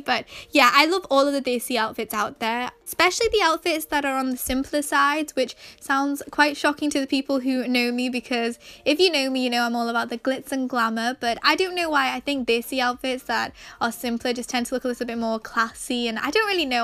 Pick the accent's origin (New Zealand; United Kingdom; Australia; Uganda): United Kingdom; Manchester, North West England; I was born and raised in England, however, both of my parents are Pakistani